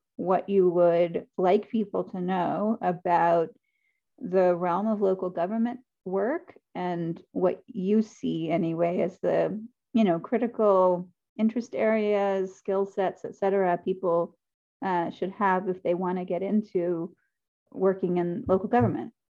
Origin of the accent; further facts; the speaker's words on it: Decatur, Georgia, United States; I am also from Decatur.